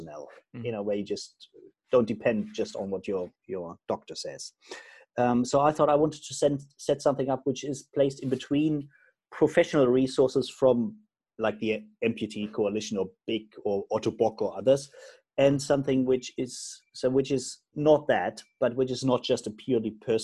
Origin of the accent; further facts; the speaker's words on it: Germany; I'm originally from Germany